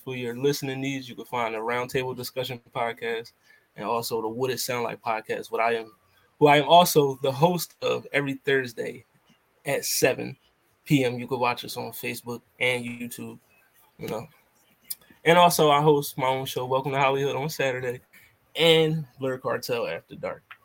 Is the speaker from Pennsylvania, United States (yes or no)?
yes; Philadelphia, Pennsylvania, United States; I'm from Philly